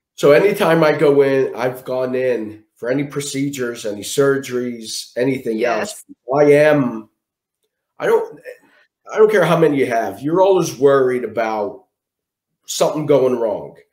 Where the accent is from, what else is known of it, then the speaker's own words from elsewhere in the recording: Philadelphia, Pennsylvania, United States; I'm from Philadelphia, born and raised in Philadelphia. I live in Mayfair.